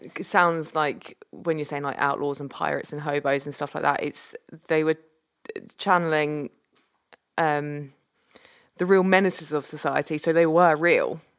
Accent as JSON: {"language": "English", "region": "Scotland", "country": "United Kingdom", "tie": "born or raised there", "also_born_or_lived": "England", "moved": "yes", "said": "when I was up in Scotland, we did trick-or-treating"}